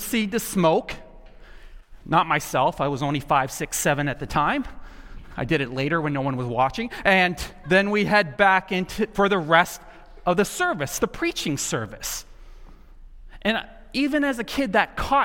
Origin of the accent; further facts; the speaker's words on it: the South, United States; moved away; I grew up in the South, and something that was just laid into me at a very young age. I grew up in the tobacco capital of the world